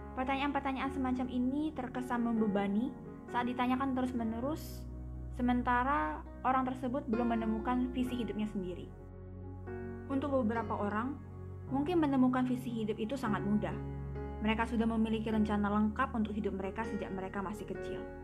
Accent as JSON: {"language": "Indonesian", "town": "Palembang", "region": "South Sumatra", "country": "Indonesia", "tie": "born or raised there", "said": "saya lahir di Palembang tujuh belas tahun yang lalu, dan sampai detik ini saya sudah berkuliah semester yang ketiga, dan saya masih setia dengan kotak kelahiran saya ini"}